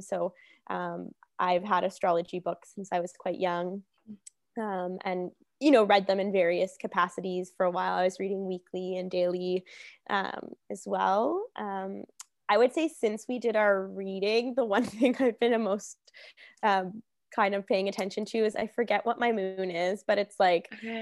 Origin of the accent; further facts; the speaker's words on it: Hamilton, Ontario, Canada; moved away as an adult; I'm from Hamilton.